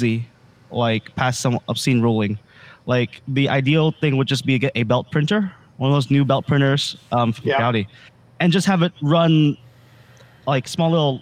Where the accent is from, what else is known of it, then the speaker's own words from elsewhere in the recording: United States; I was born here in America. But I was raised up in a very, you know, very Vietnamese household.